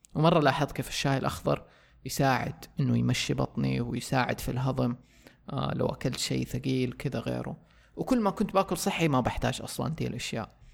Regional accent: Saudi Arabia; عندنا في السعودية

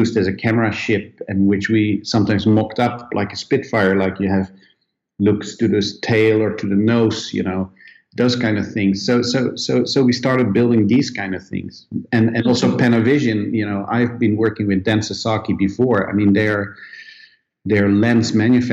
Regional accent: Netherlands; moved away; also born or lived in Sweden; I come originally from Holland

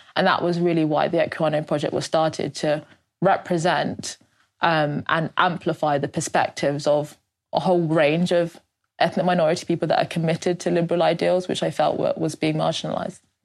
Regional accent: London, United Kingdom; born born in London um, to British Nigerian uh, parents.

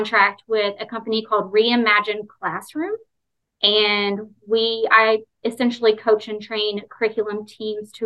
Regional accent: East Texas, United States; moved away as an adult; now in Florida, United States; I grew up in East Texas

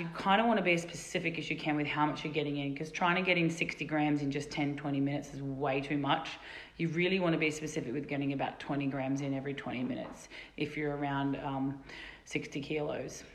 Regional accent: Australia; now in Colorado, United States; our fellow Aussies here

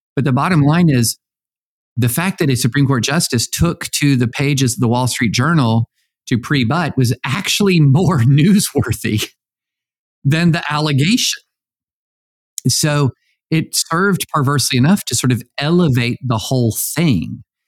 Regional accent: Tennessee, United States; I'm from Tennessee

